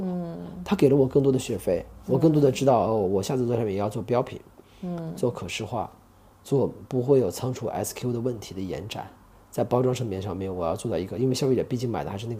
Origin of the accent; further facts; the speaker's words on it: China; born there; 因为我觉得我们作为在中国这片土地上出生的孩子，我们从小的价值观的培养的养成是做不到那种程度去的。